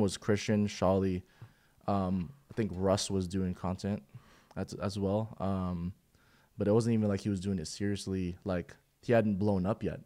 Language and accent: English; Philippines; now in Houston, United States; I'm originally from the Philippines.